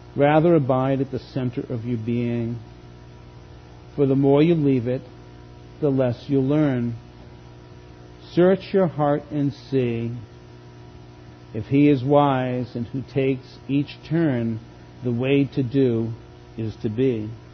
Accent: Boston, Massachusetts, United States; moved away; Growing up outside of Boston in the late 50s, early 60s

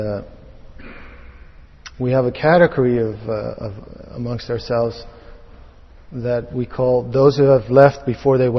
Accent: Netherlands; moved away; I was born in Holland

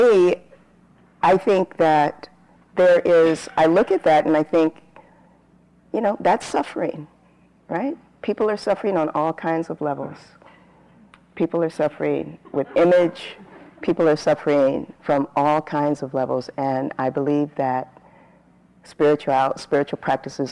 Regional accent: San Bernardino, California, United States; So I grew up in Southern California. I lived outside of LA, a smaller town

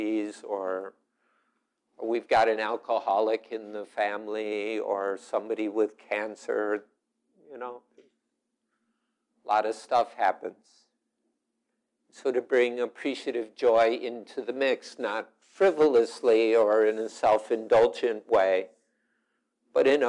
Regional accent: Chicago, Illinois, United States; now in Wisconsin, United States; I'm from Chicago, and we've got Rahm Emanuel, though I live in Wisconsin

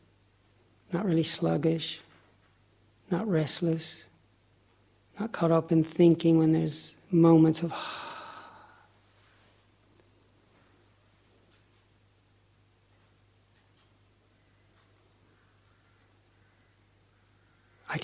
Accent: Lake Chickamauga, Tennessee, United States; I grew up on Lake Chickamauga, off the Tennessee River.

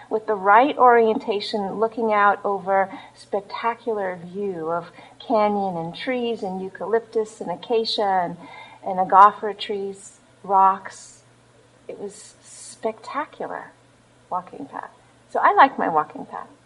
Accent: Los Angeles, California, United States; moved away; also born or lived in Australia; I was born in Los Angeles

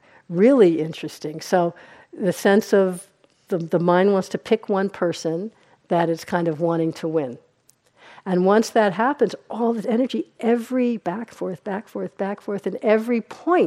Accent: New York, United States; I'm from New York. Since my New Yorkness really comes out

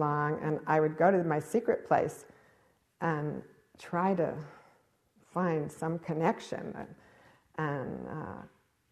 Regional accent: Cambridge, Massachusetts, United States; I grew up in Cambridge, Massachusetts

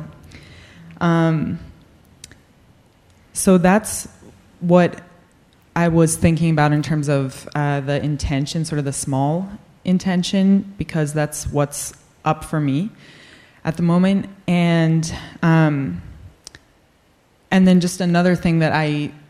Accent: New England, United States; I grew up in New England

